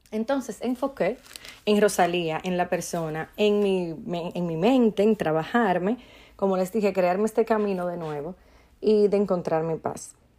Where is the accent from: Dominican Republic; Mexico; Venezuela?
Dominican Republic; en mi país, República Dominicana